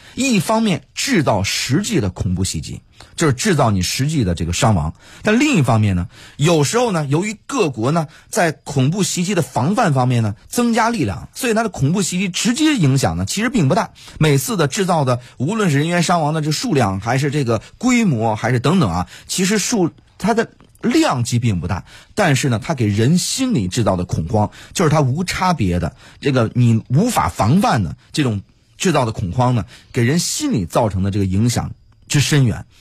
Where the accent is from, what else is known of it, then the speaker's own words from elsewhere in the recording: China; 我们中国人